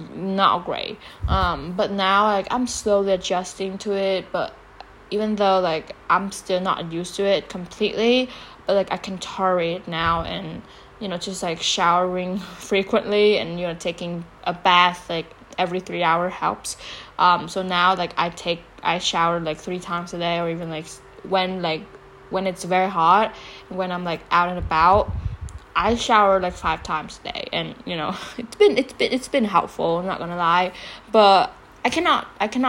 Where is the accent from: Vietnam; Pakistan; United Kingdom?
Vietnam; moved away as an adult; also born or lived in United States; I grew up here, I was born and raised here